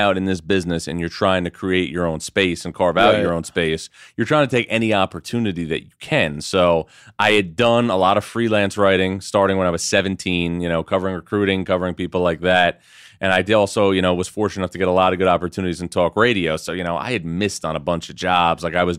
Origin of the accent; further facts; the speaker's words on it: New York, United States; A suburb of New York.